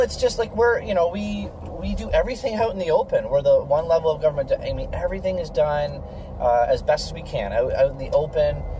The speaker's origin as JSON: {"language": "English", "town": "Guelph", "region": "Ontario", "country": "Canada", "said": "my family's been in town uh, since 1919"}